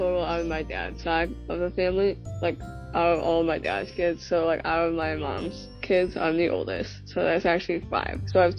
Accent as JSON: {"language": "English", "town": "Brighton", "region": "Michigan", "country": "United States", "said": "I am from Brighton, Michigan. I am Catholic. My home parish is St. Patrick's"}